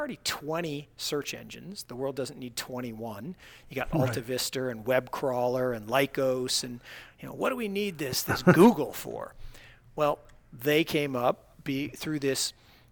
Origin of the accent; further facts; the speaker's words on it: Seattle, Washington, United States; moved away; I grew up in Seattle, Washington